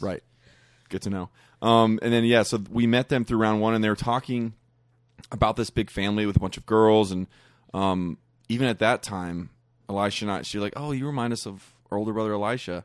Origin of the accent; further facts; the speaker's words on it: Kentucky, United States; we're from Kentucky, so we were, went back to Kentucky